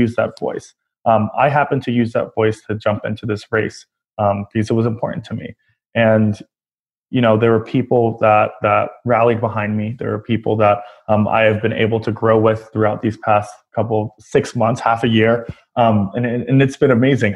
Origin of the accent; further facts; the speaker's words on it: New York City, New York, United States; as a New Yorker